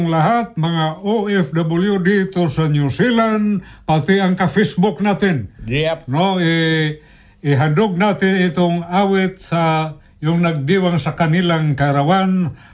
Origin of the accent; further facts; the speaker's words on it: Philippines; accent: Cebuano; first language Cebuano; Tagalog is a second language; sa aking dialect na Cebuano